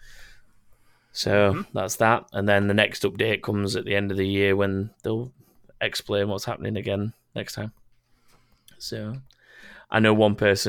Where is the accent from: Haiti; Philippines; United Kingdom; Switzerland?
United Kingdom; Sheffield, Yorkshire and the Humber; I'm from Sheffield, too.